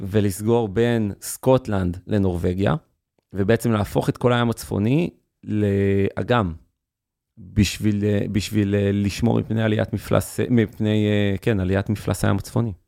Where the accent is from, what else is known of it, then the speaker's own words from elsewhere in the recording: near Beit She'an, Northern District, Israel; אני גדלתי בנווהו, ליד בית שאן